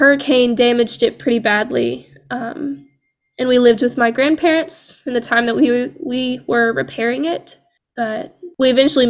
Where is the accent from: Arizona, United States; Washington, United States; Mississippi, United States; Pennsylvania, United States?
Mississippi, United States; Lucedale; I'm actually from Loosedale, Mississippi, which is closer to the coast, close enough to say that we're part of the coast, but not close enough to see the water.